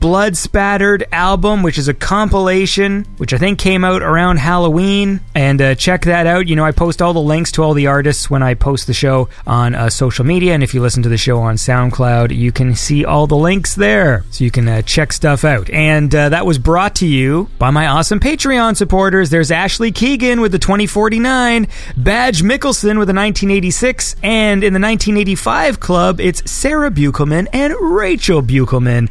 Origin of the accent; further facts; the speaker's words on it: Canada; I'm Canadian